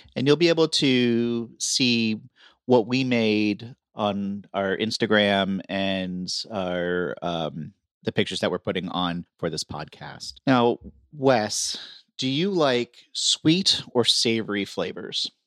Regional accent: Florida, United States; I grew up in Florida

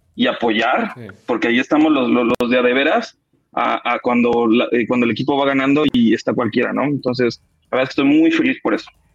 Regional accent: State of Mexico, Mexico; soy del Estado de México

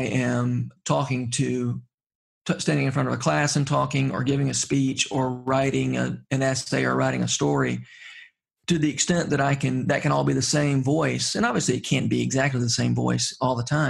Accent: Middle Georgia, United States; growing up in Middle Georgia isn't necessarily an asset

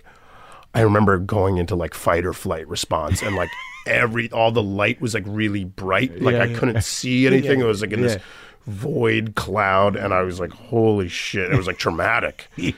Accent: Florida, United States; Because Florida, growing up in Florida, it was so segregated and racist and anti-Semitic and anti-Haitian.

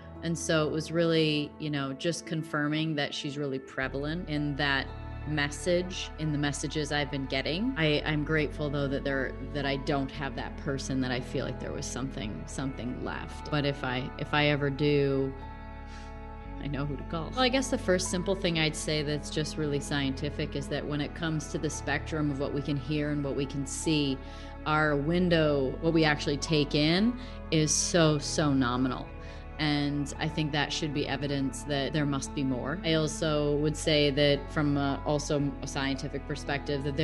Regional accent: Roscoe, Illinois, United States; now in Scottsdale, United States; I'm from Roscoe, Illinois, but I live in Scottsdale, Arizona

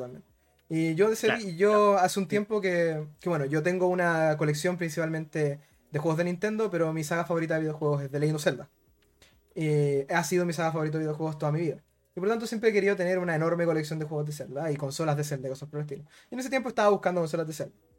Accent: Rancagua, O'Higgins, Chile; como soy de Rancagua, no soy de Santiago

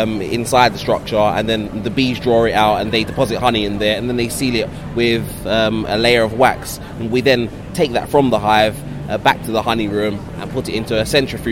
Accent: London, United Kingdom; growing up in Hackney in London.

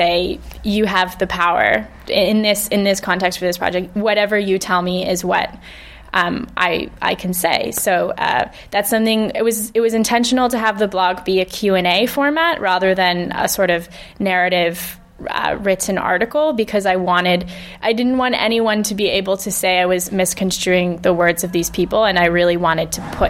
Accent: California, United States; moved away as an adult; also born or lived in Hackney, London; now in London, United Kingdom; I grew up in California with two British parents

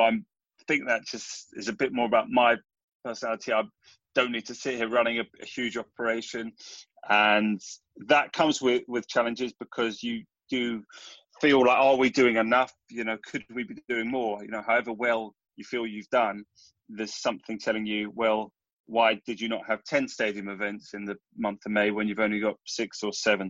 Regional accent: London, United Kingdom; we grew up in North London

